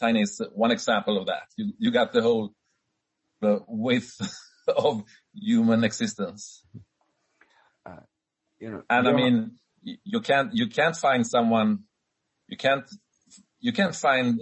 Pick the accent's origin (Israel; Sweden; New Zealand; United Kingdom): Sweden; my home country, Sweden.